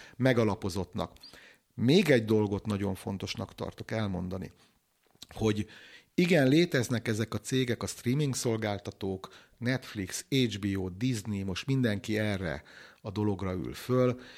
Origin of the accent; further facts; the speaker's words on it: Hungary; vidéki faluból származom